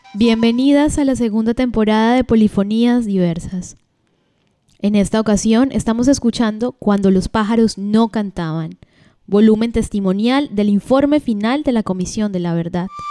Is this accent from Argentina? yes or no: no; Cesar, Colombia; moved away as an adult; also born or lived in Bogotá; salirme nuevamente de mi tierra